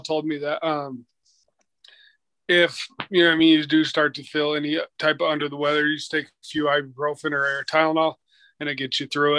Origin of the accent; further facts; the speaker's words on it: Ogden, Utah, United States; now in Provo, United States; Born and raised in Ogden, Utah, so just about an hour and a half up north.